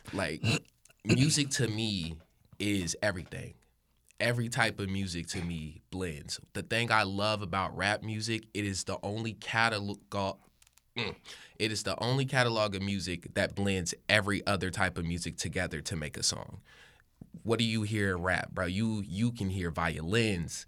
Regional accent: Hickory, North Carolina, United States; moved away as an adult; now in Sacramento, United States; I'm not from Sacramento. I'm from Hickory, North Carolina.

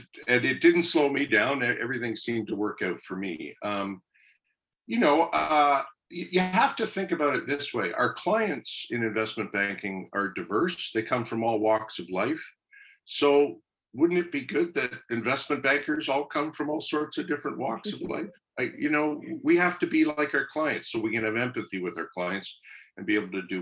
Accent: Kingston, Ontario, Canada; I grew up in Kingston, right across the road from Queen's

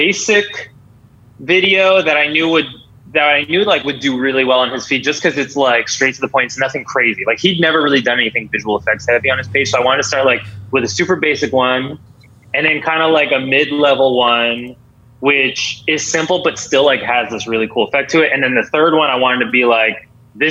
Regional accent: Boston, Massachusetts, United States; I'm from Boston

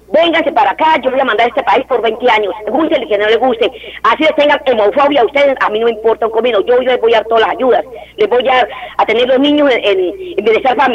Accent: Piedecuesta, Santander, Colombia; Yo soy piecuestana, santanderiana.

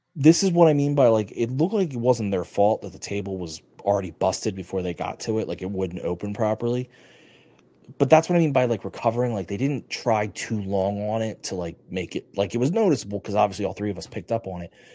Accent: United States; I'm an American

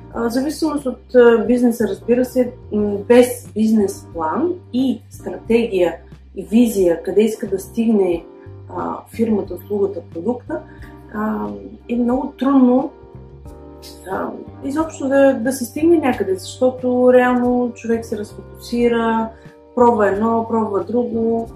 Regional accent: Pleven, Pleven Province, Bulgaria; moved away as an adult; now in Barcelona, Spain; от Плевен съм, но живея в Барселона от 2009 година, вече 11 е година.

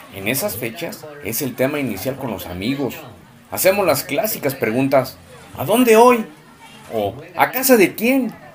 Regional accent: Irapuato, Guanajuato, Mexico; nuestra raíz irapuatense

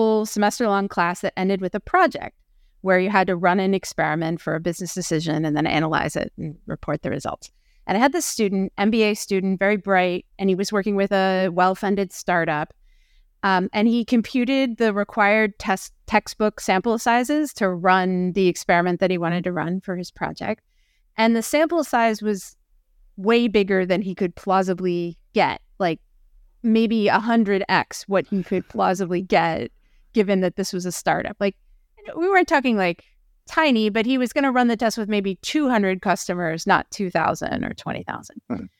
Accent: Philadelphia, Pennsylvania, United States; As a Philadelphian

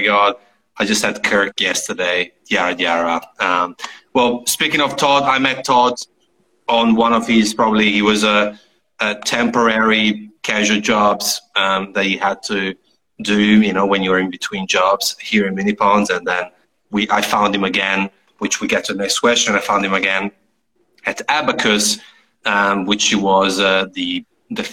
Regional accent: Italy; moved away; I come from Italy.

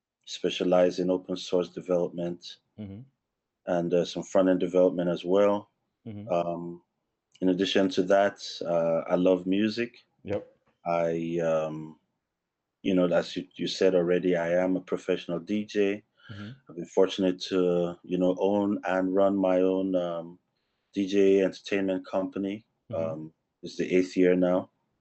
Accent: Northern Nigeria, Nigeria; moved away; Grew up in the northern part of Nigeria.

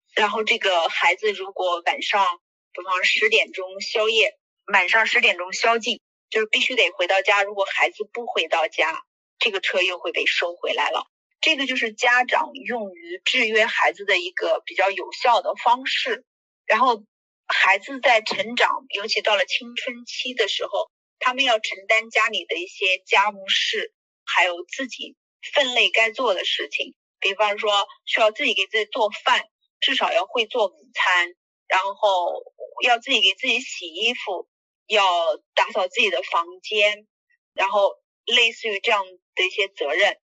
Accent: China; 我们中国人

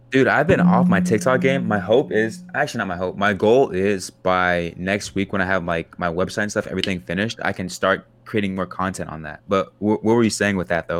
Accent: Kansas, United States; growing up in Kansas

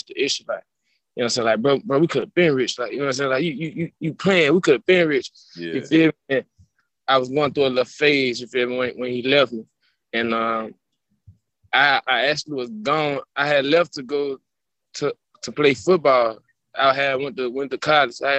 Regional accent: Birmingham, Alabama, United States; I'm from Birmingham

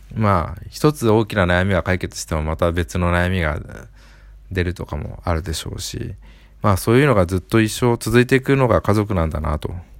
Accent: Aichi, Japan; 愛知県生まれってことなので、まあ出身同じなんで

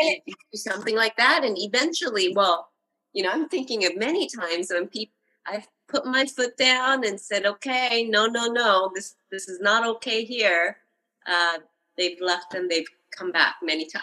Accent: Japan; I grew up in Japan

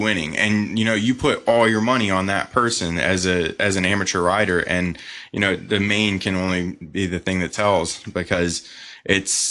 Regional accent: Sarasota, Florida, United States; we grew up in Sarasota, Florida.

